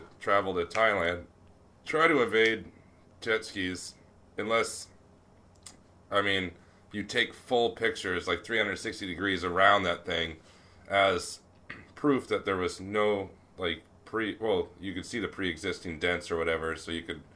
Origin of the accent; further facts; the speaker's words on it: United States; accent: American; I've gone there as an American and negotiated strongly and harshly with my normal American voice